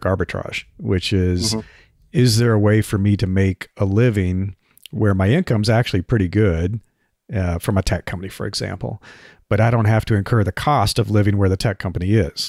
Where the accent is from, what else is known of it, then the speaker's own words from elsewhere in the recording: Nebraska, United States; moved away; also born or lived in Bay Area, California; I grew up in Nebraska where the cost of living is super low